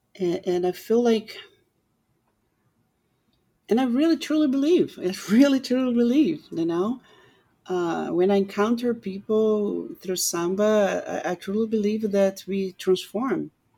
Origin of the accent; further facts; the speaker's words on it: Brazil; now in United States; I was so lucky that I met my husband a few months I got in the United States. And even being like an American, he's so supportive of everything and so respectful of myself being Brazilian, you know?